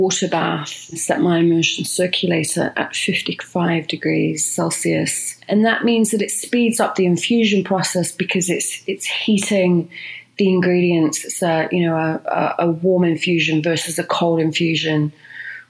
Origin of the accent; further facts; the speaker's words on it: United Kingdom; now in Los Angeles, United States; as a Brit